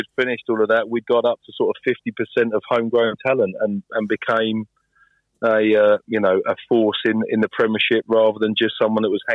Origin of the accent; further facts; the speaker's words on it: Folkestone, South East England, United Kingdom; I was born in Folkestone in Kent, right by the closest point to France you can get. So it was basically a football area above anything else